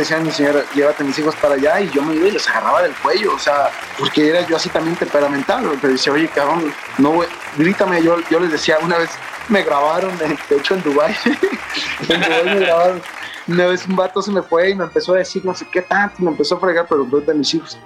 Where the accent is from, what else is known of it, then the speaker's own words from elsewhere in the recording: Mexico; uno como mexicano